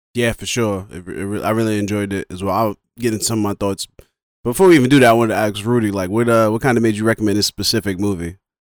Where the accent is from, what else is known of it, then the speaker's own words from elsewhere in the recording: New York, United States; I'm from New York. So, like, bo-, born and raised from New York, African-American